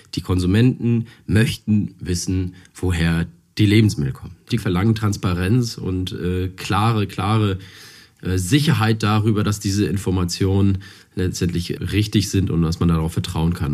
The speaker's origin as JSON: {"language": "German", "region": "Hamburg", "country": "Germany", "said": "Ich komme aus Hamburg und wir haben hier ein tolles Apfelanbaugebiet"}